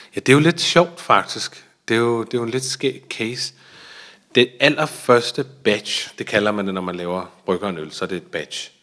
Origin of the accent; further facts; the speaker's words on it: Denmark; vi er jo danske, jeg er jo dansker